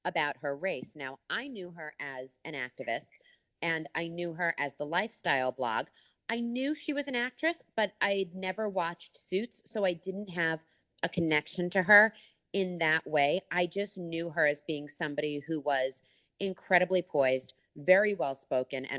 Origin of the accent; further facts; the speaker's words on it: United States; being American, never having been to London